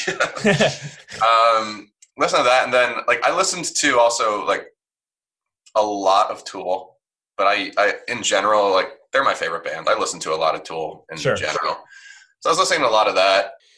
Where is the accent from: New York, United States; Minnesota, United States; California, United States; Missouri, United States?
New York, United States; I'm a New Yorker.